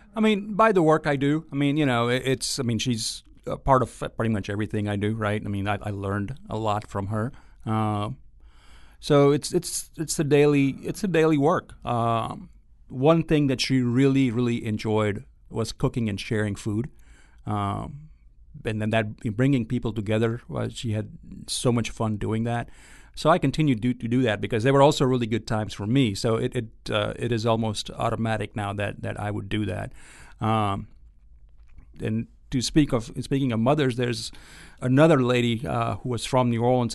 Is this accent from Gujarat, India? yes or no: yes; Ahmedabad, Gujarat, India; moved away as an adult; also born or lived in Austin, Texas / Kentucky; now in Oxford, Mississippi, United States; I grew up in a in a town called Ahmedabad, which is uh, in the state of Gujarat